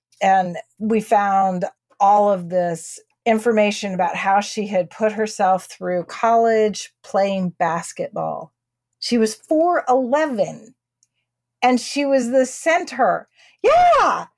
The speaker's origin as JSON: {"language": "English", "region": "Texas", "country": "United States", "said": "I'm a Texan"}